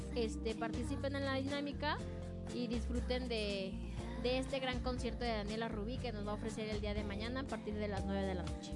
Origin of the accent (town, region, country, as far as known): Mexico